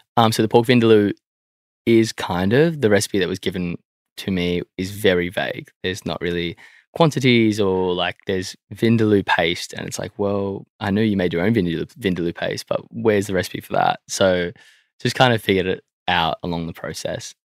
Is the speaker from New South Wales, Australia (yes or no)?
yes; Sydney, New South Wales, Australia; I grew up in Croydon Park.